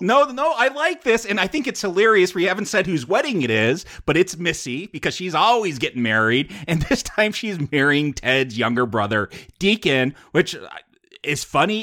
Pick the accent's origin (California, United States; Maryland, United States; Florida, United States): California, United States; Simi Valley; I grew up in Simi Valley